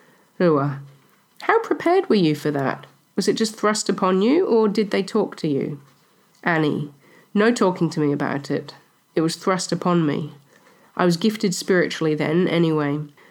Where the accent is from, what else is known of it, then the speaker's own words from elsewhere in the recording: Bay of Plenty, New Zealand; I am from the Bay of Plenty in the North Island of New Zealand, from the tribe Ngati Rangatihi.